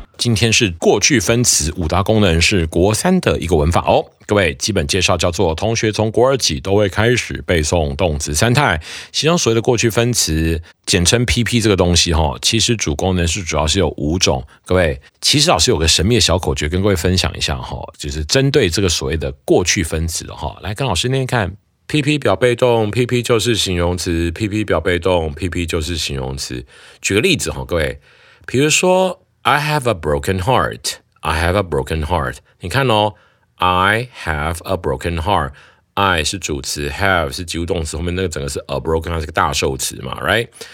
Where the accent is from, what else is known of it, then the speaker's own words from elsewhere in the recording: Taiwan; 我们台湾人讲了